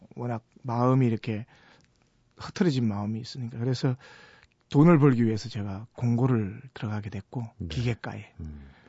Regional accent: Gyeongsang, South Korea; 제가 경상도 촌놈인데

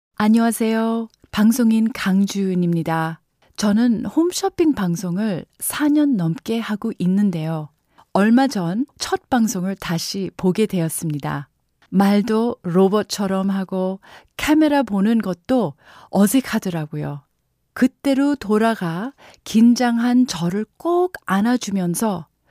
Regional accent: Canada; now in South Korea; 저는 캐나다에서 학교를 다녔습니다. 학교에서 제가 유일한 한국인이었는데요.

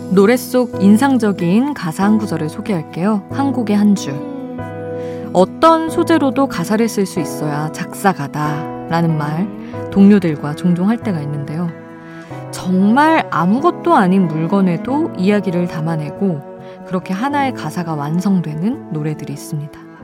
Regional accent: Seoul, South Korea; moved away; also born or lived in Daejeon; 저는 아예 태어난 곳도 서울이고 대전에서 오래 살았는데 사투리랑은 좀 거리가 멀어서

